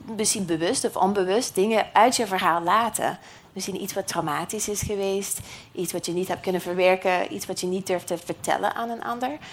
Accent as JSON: {"language": "Dutch", "country": "United States", "accent": "American", "second_language": "Dutch", "moved": "yes", "said": "uit de Verenigde Staten, net zoals ik. Dat hoor je misschien een beetje aan mijn accent"}